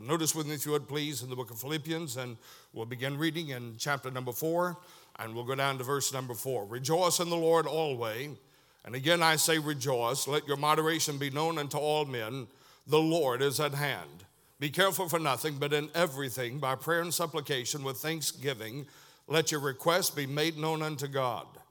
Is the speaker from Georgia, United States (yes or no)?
yes; Tunnel Hill, Georgia, United States; moved away; also born or lived in Chatsworth, Georgia; I was born in Chatsworth, Georgia, raised most of my life around the Tunnel Hill West Side area